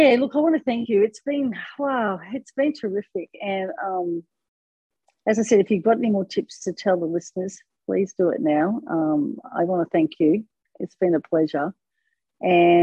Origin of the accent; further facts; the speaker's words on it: Australia; I'm from Australia